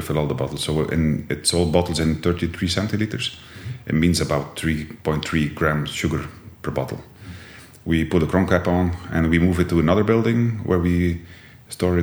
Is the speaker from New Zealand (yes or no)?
no; Jabbeke, Flanders, Belgium; accent: Jabbeke dialect, between Ostend and Bruges; English is a second language; also born or lived in Bruges; I was born in Jabeek